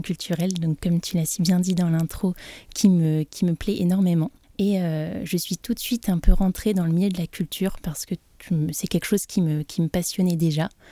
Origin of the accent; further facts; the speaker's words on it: Brest, Brittany, France; moved away as an adult; now in Nantes, France; je suis originaire de Brest